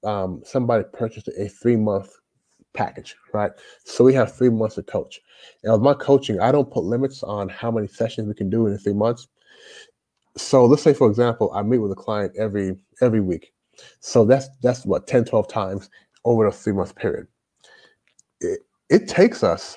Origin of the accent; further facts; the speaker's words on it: Louisville, Kentucky, United States; moved away as an adult; also born or lived in Toronto, Canada / Jamaica (ancestry) / Shenzhen, China; now in China; I grew up in Louisville, Kentucky.